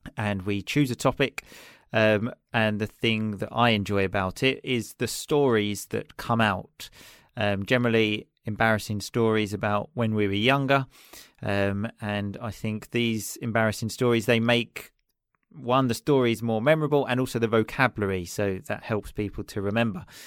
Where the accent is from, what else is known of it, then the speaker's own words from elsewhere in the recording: Chelmsford, East of England, United Kingdom; moved away as an adult; now in Sicily, Italy; I am originally from England, um, a city just outside London called Chelmsford